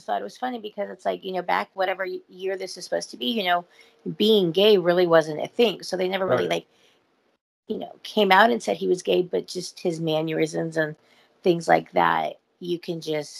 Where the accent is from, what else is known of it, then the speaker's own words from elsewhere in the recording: Simi Valley, California, United States; moved away; my hometown of Simi Valley